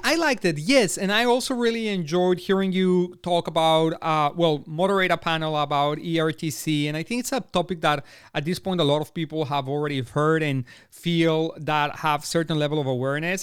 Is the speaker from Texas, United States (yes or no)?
yes; Austin, Texas, United States; They're going to be right here in my hometown